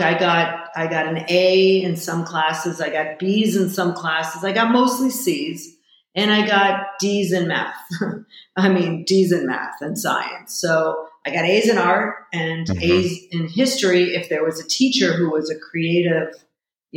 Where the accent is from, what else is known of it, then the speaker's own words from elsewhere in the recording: Chicago, Illinois, United States; I'm also from Chicago, which is the middle of the country